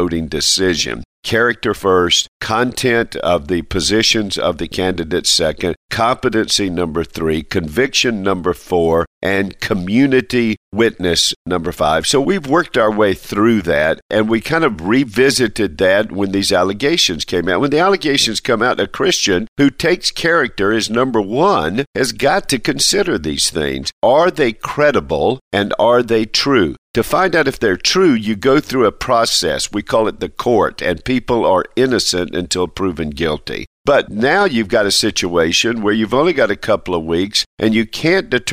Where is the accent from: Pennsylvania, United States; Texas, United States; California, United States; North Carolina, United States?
North Carolina, United States; now in Alabama, United States; I love my home state, North Carolina